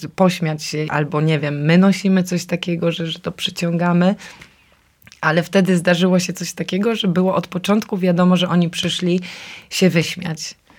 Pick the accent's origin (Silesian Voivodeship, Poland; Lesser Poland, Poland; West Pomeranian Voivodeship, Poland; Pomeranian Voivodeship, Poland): Silesian Voivodeship, Poland; moved away; also born or lived in Kraków; wróciłam, bo ja jestem ze Śląska na stare śmieci.